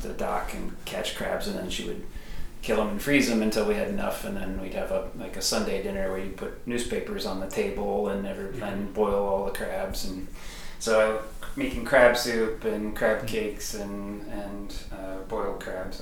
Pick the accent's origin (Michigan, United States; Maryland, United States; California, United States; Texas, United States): Maryland, United States; Baltimore; When I was growing up in Baltimore, so that's where my whole family was basically from